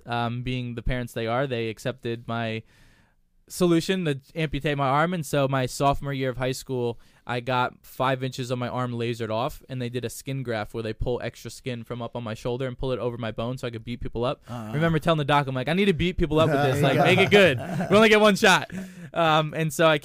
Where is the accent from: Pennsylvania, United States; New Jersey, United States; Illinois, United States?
New Jersey, United States; moved away; growing up in Jersey